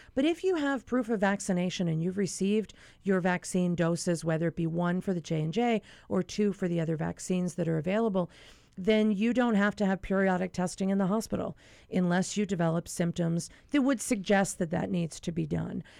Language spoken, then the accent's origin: English; Pennsylvania, United States; moved away; my home state of Pennsylvania